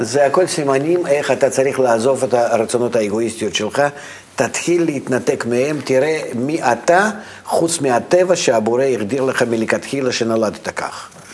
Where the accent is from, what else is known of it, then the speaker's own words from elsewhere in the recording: Russia; moved away; אני מרוסיה